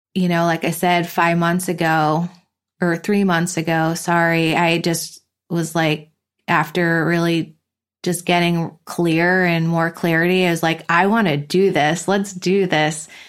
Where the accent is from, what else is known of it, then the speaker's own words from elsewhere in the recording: East Longmeadow, Massachusetts, United States; moved away as an adult; also born or lived in Hamden, Connecticut; now in Carlsbad, United States; I grew up in a small town called East Long Meadow, Massachusetts